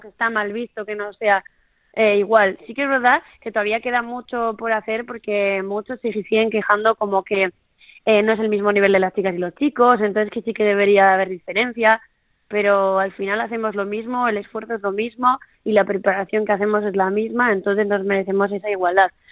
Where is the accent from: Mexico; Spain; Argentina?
Spain; Sopelana, Basque Country; soy de Sopelana, de, de un pueblito ahí de la costa de País Vasco